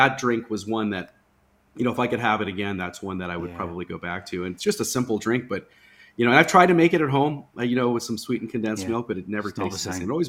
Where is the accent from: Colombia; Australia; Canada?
Canada; I grew up in Canada, so I had a lot of clients there.